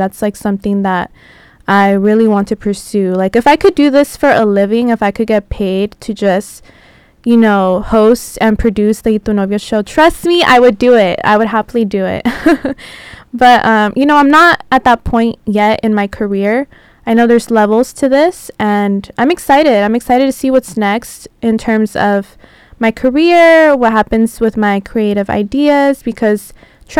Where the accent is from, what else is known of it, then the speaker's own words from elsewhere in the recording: San Diego, California, United States; moved away as an adult; also born or lived in Tijuana, Mexico; now in Los Angeles, United States; I was born in Tijuana, raised in San Diego, and I've been living in LA now for almost 4 years